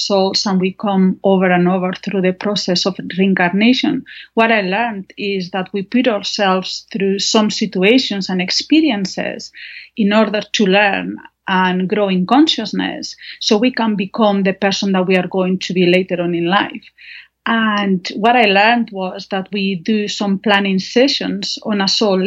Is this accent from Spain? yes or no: yes; northern Spain, Spain; English is a second language; moved away; I'm from Spain. I was born and raised in Spain.